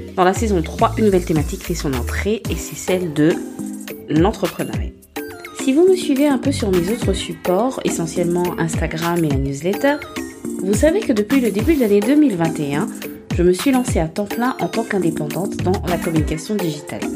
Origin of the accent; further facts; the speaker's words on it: Gabon; moved away; je suis partie au Gabon avec ma petite famille et je me suis reconnectée avec moi-même. Trois ans sans mettre les pieds sur ma terre natale